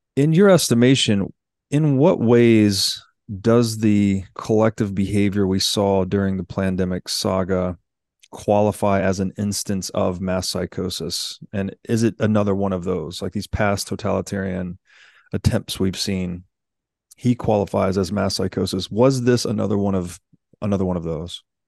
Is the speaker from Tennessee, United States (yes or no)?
yes; Tennessee, United States; I grew up in Tennessee